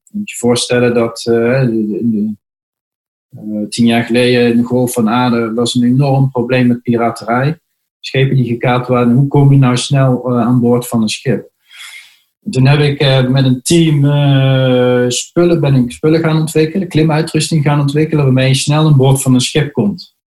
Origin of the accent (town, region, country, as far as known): Netherlands